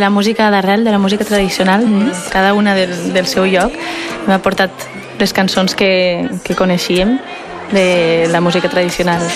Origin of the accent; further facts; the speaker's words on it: Mallorca, Balearic Islands, Spain; jo som de Mallorca